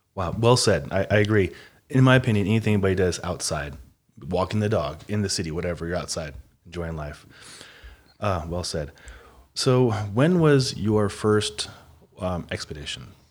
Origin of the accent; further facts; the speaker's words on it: Omaha, Nebraska, United States; I grew up in Omaha, Midwest as well